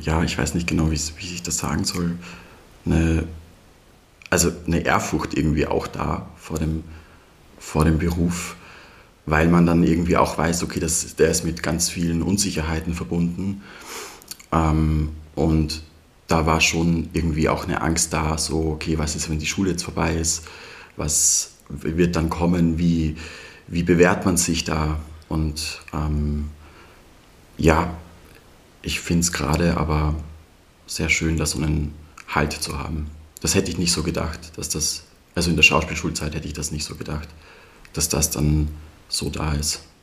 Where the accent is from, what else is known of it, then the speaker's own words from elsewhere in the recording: Leoben, Styria, Austria; moved away as an adult; also born or lived in Vienna; now in Memmingen, Germany; bin in der Steiermark geboren und aufgewachsen, in der Obersteiermark, ähm, in Leoben